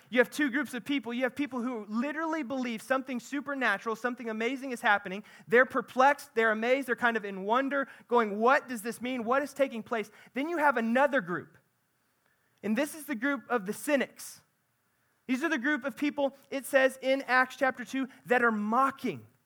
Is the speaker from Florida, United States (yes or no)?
no; central Missouri, United States; I'm from central Missouri